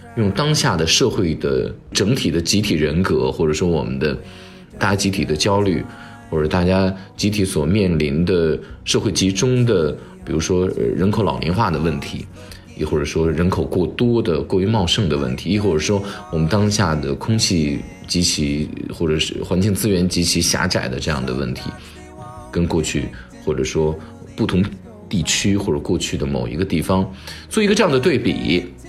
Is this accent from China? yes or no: yes; China; 我们中国人